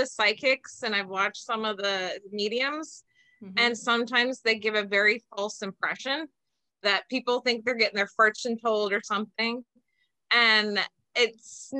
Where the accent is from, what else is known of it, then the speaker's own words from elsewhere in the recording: Bellevue, Ohio, United States; also born or lived in Reynoldsburg, Ohio; I am from a small town called Belfis. That's where still most of my family lives and my father's buried.